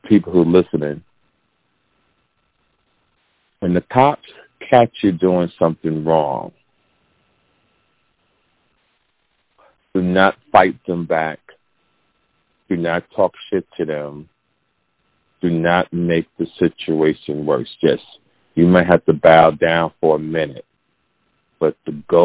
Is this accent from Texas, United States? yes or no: no; New Jersey, United States; I'm from New Jersey